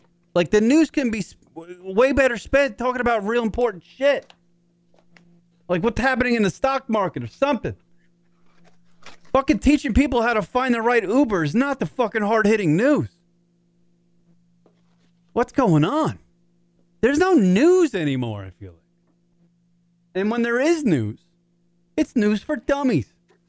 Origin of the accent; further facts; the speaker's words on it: Ireland; I'm Irish. I like to drink.